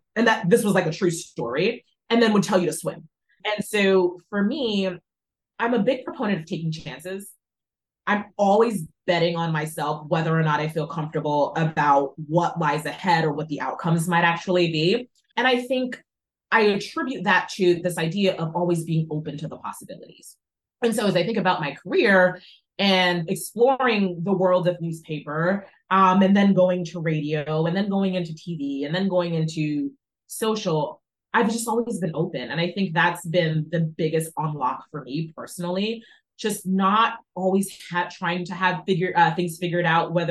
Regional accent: Jamaica; born there; I'm also from the West Indies, I was born in Jamaica.

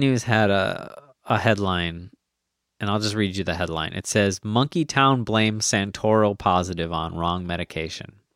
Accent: United States; I'm American

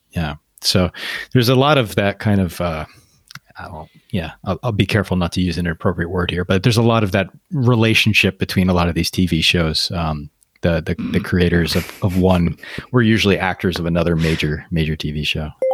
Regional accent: United States; me as an American

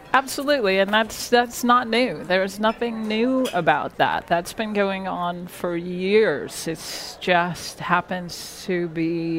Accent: New York, United States; born there; also born or lived in Seattle; I was born in New York, and I spent many years traveling the country following my mom. I lived in Seattle for about 10 years, and I've been here since 2001.

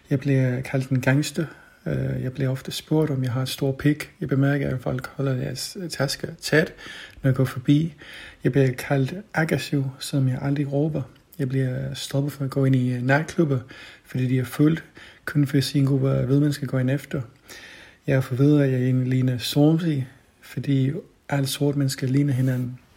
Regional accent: England, United Kingdom; now in Denmark; Det er sket både i, Dan- i England, hvor jeg er vokset op, og her i Danmark.

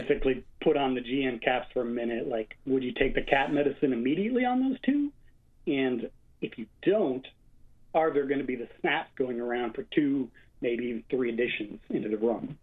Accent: United States; moved away as an adult; now in Brussels, Belgium; I'm American, but I've been here for thirteen years

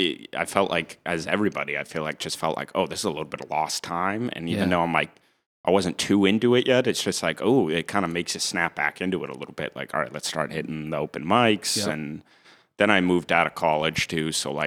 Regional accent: Norfolk, Massachusetts, United States; now in Wrentham, United States; I did. I'm from Norfolk, Mass, which is like, if people are familiar, it's right next to Foxborough.

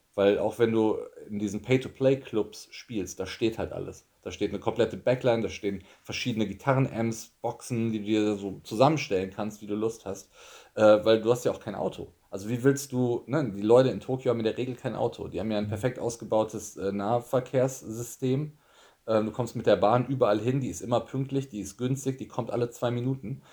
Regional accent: Germany; moved away as an adult; also born or lived in Tokyo, Japan; ich war Deutscher

